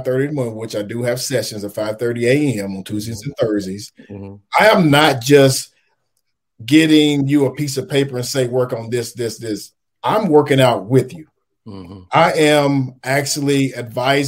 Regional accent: Henderson, Kentucky, United States; moved away; I'm born and raised in Henderson, Kentucky

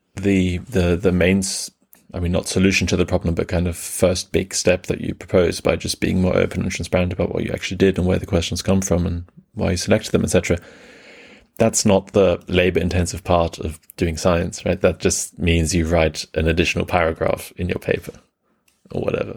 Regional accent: Germany; also born or lived in England; I was born in England and grew up mainly in Germany

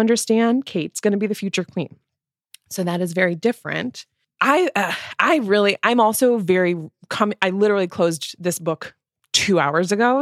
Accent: United States; we are coming at this as Americans, right? We're not British

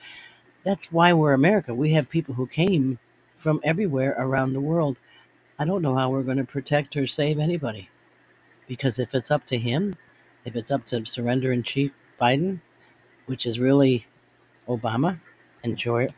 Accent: United States; I am a Marine, but I am first an American. I'm an American, but I'm always a Marine.

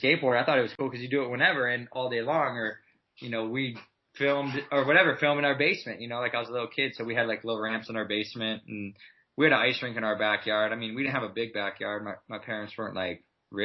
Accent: Midwest, United States; I mean, I grew up in the Midwest where basically it's snowing half the year. Really, really cold.

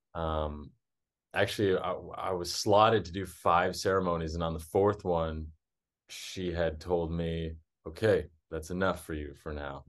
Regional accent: Texas, United States; moved away as an adult; also born or lived in South America; I was born and raised in Texas

